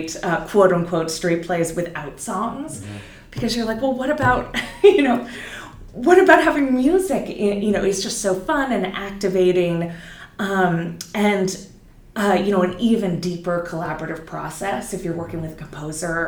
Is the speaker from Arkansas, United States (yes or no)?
no; Silicon Valley, California, United States; moved away; also born or lived in New York; I'm from Silicon Valley originally. I've been in New York for many years.